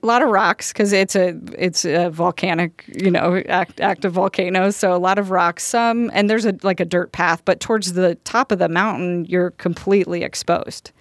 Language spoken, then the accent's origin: English; Colorado, United States; we're from Colorado